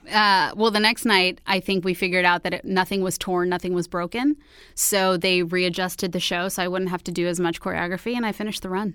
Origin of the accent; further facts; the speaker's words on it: Houston, Texas, United States; moved away; also born or lived in New York; I'm originally from Houston, Texas